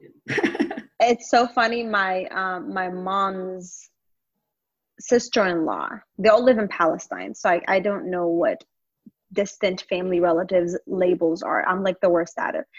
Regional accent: Longview, Texas, United States; now in Dallas, United States; I grew up in Longview, Texas

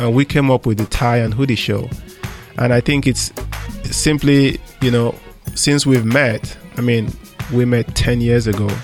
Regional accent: Nigeria; moved away as an adult; now in United States; I grew up in Africa, Nigeria.

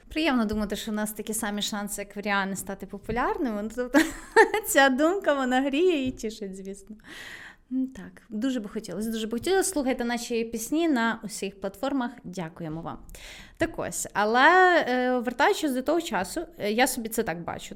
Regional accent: Lviv, Lviv Oblast, Ukraine; я виросла там в дитинстві у Львові

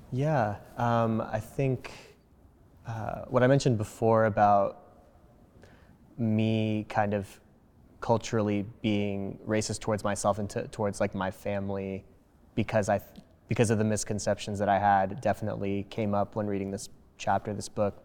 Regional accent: New Jersey, United States; English is a second language; growing up in New Jersey to two immigrant parents

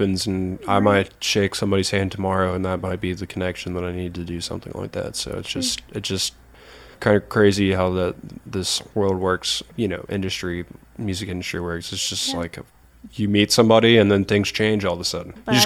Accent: Athens, Georgia, United States; also born or lived in Snellville, Georgia; got to shoot for a big band at a sold-out show in my hometown

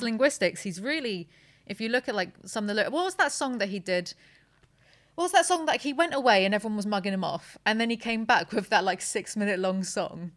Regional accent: United Kingdom; I'm too British

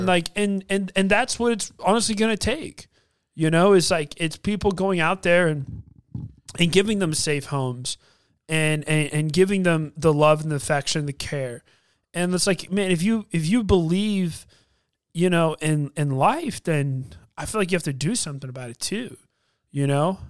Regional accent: United States; as a American

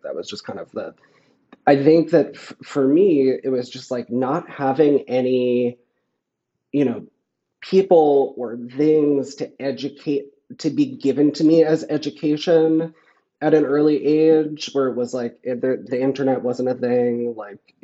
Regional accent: Flushing, Queens / Long Island, New York, United States; I grew up in Flushing, but I moved to Long Island

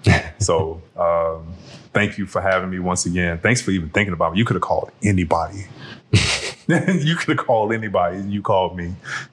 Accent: New York, United States; also born or lived in New Orleans / Dallas; New York was where I was raised. New York and New Orleans where I was raised in my youth. But I was born in Dallas.

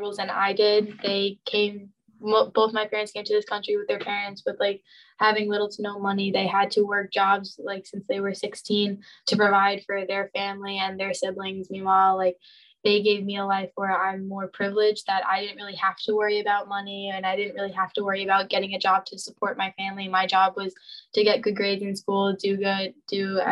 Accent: Long Island, Suffolk County, New York, United States; I'm from Long Island, like Suffolk area, and I'm Puerto Rican and Argentinian.

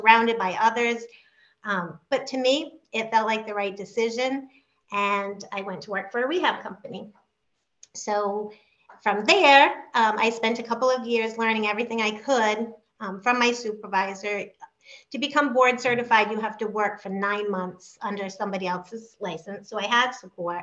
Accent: West Warwick, Rhode Island, United States; I grew up in West Warwick

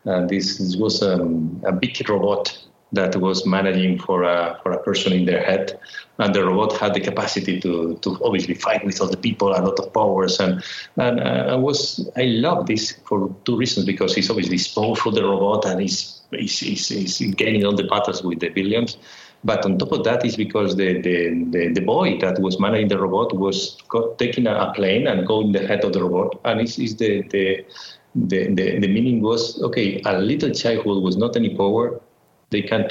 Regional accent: Madrid, Community of Madrid, Spain; I was born in Madrid, in Spain. And basically, my childhood was in Madrid

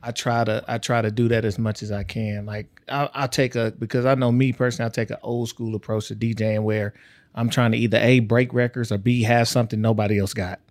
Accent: East Texas, United States; moved away as an adult; also born or lived in Ohio; I'm from East Texas. Like, I was right between Dallas and right between Louisiana

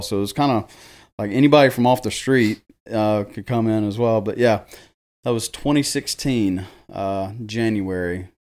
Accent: Jackson, Tennessee, United States; I am born and raised here in Jackson, Tennessee

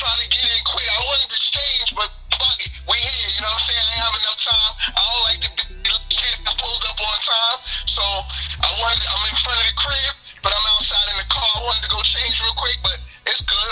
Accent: New York City, New York, United States; I was born in Queens, and I moved to Southside Queens. You know what I'm saying? My parents moved to Southside Queens. You know what I mean? I grew up in this spot called Rochdale.

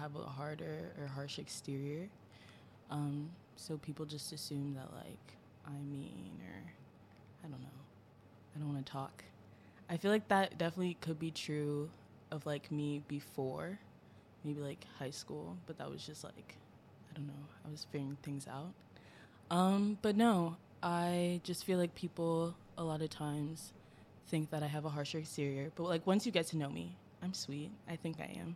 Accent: Maryland, United States; moved away as an adult; now in Syracuse, United States; I was born and raised in Maryland

